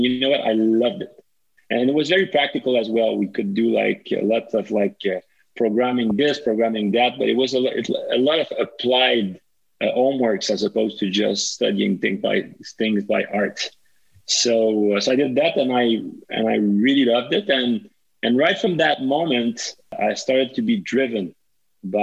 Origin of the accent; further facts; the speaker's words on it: Montreal, Quebec, Canada; also born or lived in Laval; I was originally born and raised in Montreal till age 5. And then my parent moved to Laval and I kept going at school in Montreal